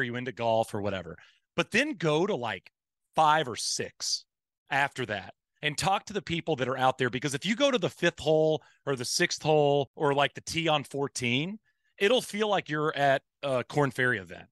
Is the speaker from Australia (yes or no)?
no; Marshall, Texas, United States; I grew up in East Texas, in Marshall, Texas, which is a small town kinda close to Louisiana